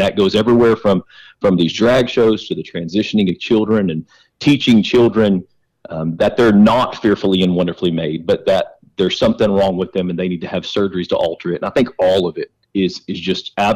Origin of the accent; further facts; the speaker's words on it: Weatherford, Texas, United States; Weatherford, Texas. Wow. It's about 20 miles west of Fort Worth. It's my hometown. It's where I live